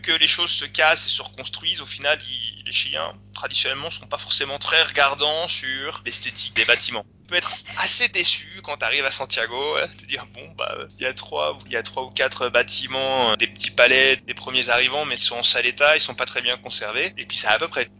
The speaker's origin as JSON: {"language": "French", "country": "France", "also_born_or_lived": "Chile", "moved": "yes", "said": "en tant que français"}